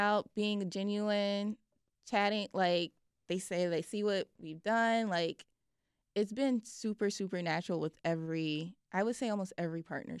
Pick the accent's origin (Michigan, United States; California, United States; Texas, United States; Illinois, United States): Illinois, United States; Chicago; Like, I never thought that League of Their Own would be partnering with someone like Don C because as like a Chicagoan